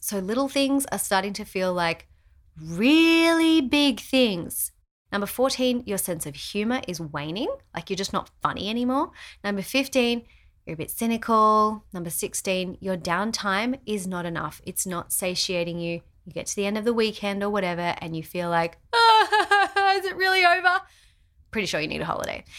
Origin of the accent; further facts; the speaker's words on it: Australia; our house in Australia